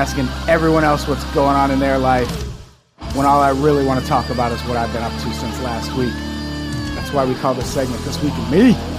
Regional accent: Midwest, United States; we grew up in the Midwest

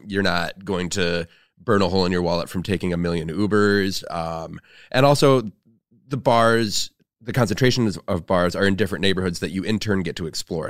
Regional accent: Flint, Michigan, United States; moved away; my hometown of Flint, Michigan

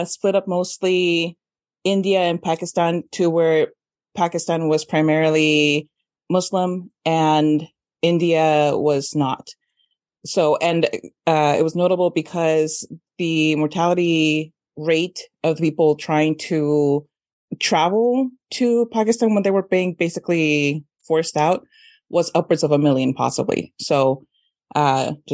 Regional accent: Mexico; moved away; Eugenio Derbez was a big time comedian when I was growing up in Mexico

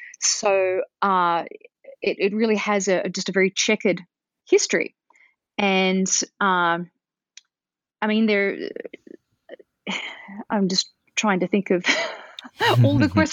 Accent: Australia; I didn't hear it very much growing up in Australia, and I don't hear it very much nowadays here

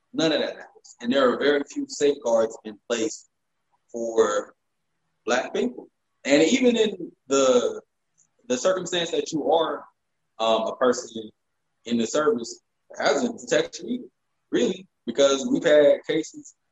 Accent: the South, United States; I grew up in the South and I grew up shooting guns um, in big, wide country fields

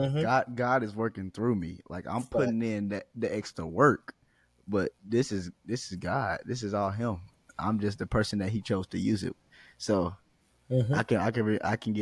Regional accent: Fort Worth, Texas, United States; I'm from Fort Worth

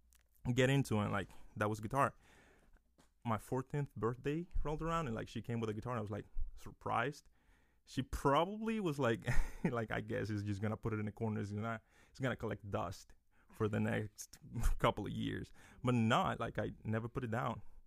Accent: Dominican Republic; now in Lehigh Valley, United States; I'm from the Dominican Republic

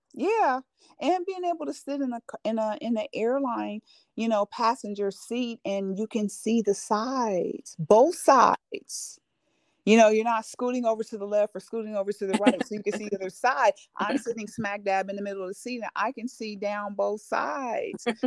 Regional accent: California, United States; now in Georgia, United States; I'm from California and I'm in Georgia

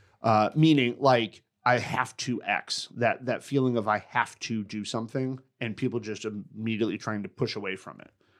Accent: Connecticut, United States; I grew up in Connecticut

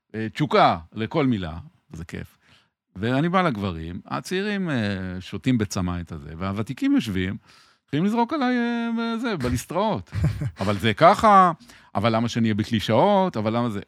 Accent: Tel Aviv, Tel Aviv District, Israel; אני גדלתי ברחוב ירמיהו בתל אביב, על גדת הירקון

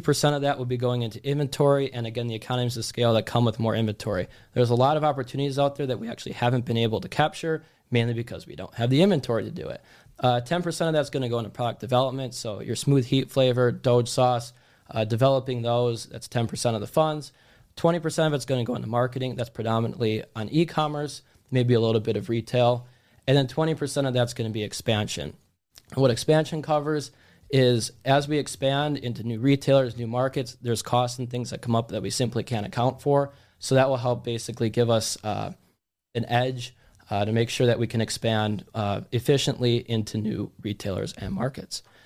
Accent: Wisconsin, United States; moved away; also born or lived in Miami; we're both from Wisconsin

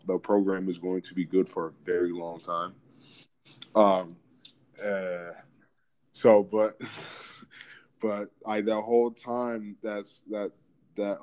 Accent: Atlanta, Georgia, United States; now in Washington, United States; I'm coming from Atlanta

